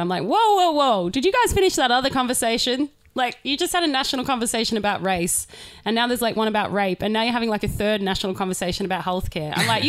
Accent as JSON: {"language": "English", "country": "Australia", "said": "Americans go wild when they find out I'm Australian. They're like, oh, you guys' accents are so cute."}